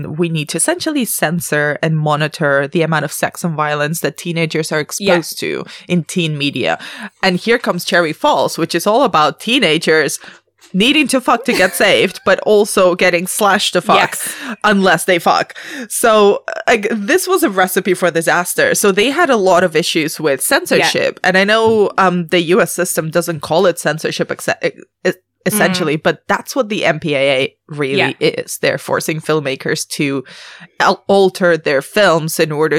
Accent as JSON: {"language": "English", "country": "Spain", "tie": "born or raised there", "moved": "yes", "said": "I grew up in Europe, so I grew up in mainland Spain"}